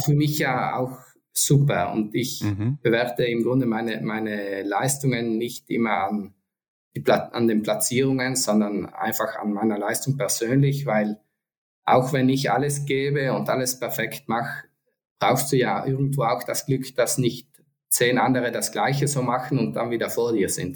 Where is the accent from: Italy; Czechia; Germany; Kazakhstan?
Italy; Antholz Valley, South Tyrol, Trentino-Alto Adige; Ich komme ja aus Sandholz, aus dem Antholzer Tal.